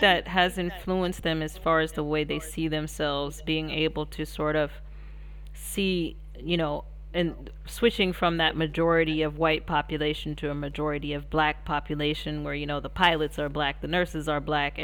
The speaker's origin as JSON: {"language": "English", "country": "United States", "said": "as an American"}